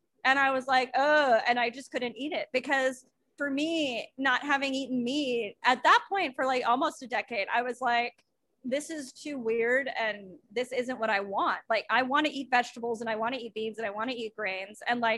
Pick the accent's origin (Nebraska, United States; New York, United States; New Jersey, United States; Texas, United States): New York, United States; Long Island; my hometown where I grew up on Long Island.